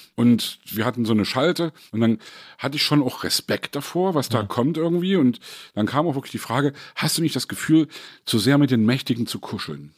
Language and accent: German; East Germany, Germany; als Ossi